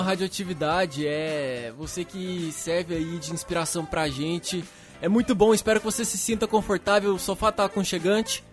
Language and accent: Portuguese; Uberlândia, Minas Gerais, Brazil; moved away as an adult; now in São Paulo, Brazil; Eu sou de Uberlândia, Minas, Minas Gerais